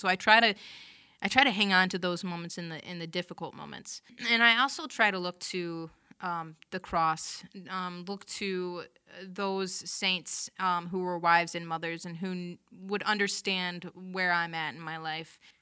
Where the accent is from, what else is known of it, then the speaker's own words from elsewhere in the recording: Bay City, Michigan, United States; So, I grew up in Bay City, um, Creative Catholic